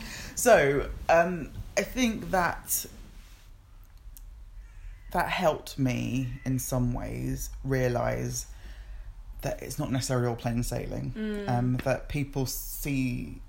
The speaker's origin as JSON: {"language": "English", "country": "Nigeria", "moved": "yes", "said": "And it's really interesting for me as an immigrant as well, and as a Nigerian."}